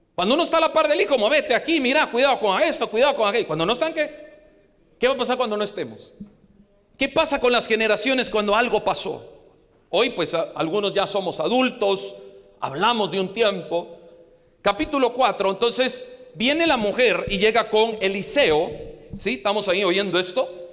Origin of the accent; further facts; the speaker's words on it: Guatemala; como guatemalteco